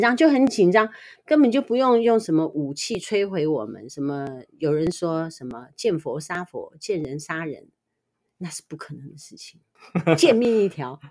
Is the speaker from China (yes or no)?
no; Taiwan; 我们台湾人